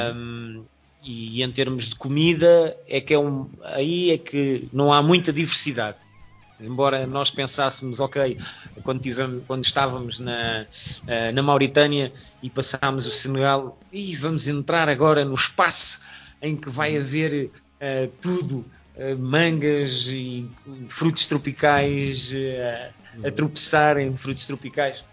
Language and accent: Portuguese; Portugal; moved away as an adult; also born or lived in France; nós somos portugueses, mas fomos para a França trabalhar